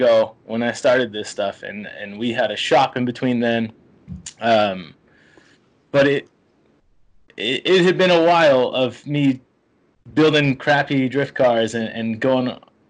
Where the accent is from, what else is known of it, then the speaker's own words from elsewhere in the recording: St. Louis, Missouri, United States; moved away; I'm from St. Louis, Missouri.